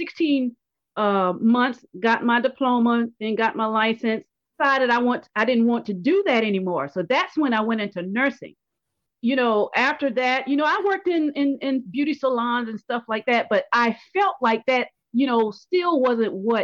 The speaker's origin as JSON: {"language": "English", "region": "South Carolina", "country": "United States", "tie": "born or raised there", "said": "growing up in South Carolina"}